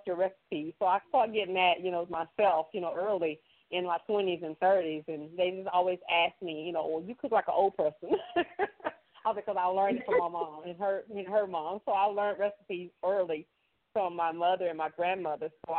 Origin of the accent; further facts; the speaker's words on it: Texas, United States; now in Oklahoma, United States; I am originally from Texas. I reside in Oklahoma, but I'm, you know, born and raised in Texas